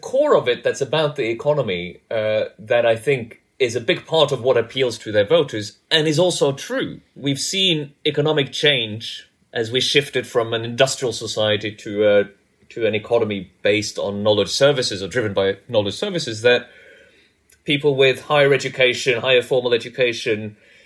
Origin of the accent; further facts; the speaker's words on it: Norway; moved away as an adult; also born or lived in United States; I grew up in Norway